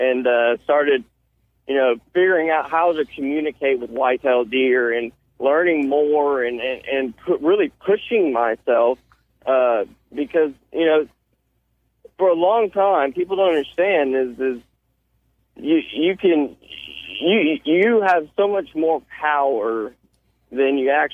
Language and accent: English; Houston, Texas, United States; also born or lived in Austin, Texas; I was born here in Houston, Texas. Went to high school in Austin, here, Austin High School